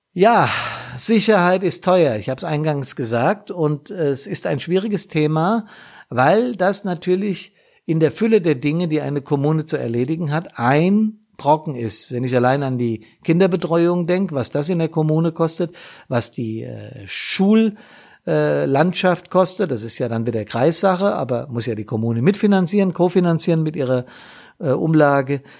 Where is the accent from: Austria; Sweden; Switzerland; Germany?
Germany; Rhine-Main area; rund um mich hier im Rhein-Main-Gebiet, unter anderem auch in meiner Heimatstadt